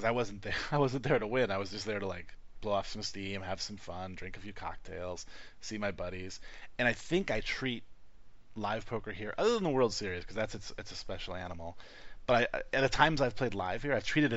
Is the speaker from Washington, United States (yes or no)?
no; Detroit, Michigan, United States; also born or lived in North Carolina; now in Las Vegas, United States; I come from Detroit, where Halloween is like a deadly holiday.